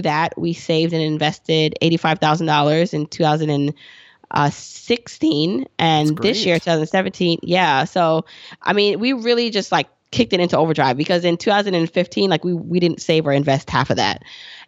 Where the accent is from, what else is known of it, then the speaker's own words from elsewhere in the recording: Jamaica; moved away; And we also were immigrants. We came here from Jamaica, the island, and we didn't have much.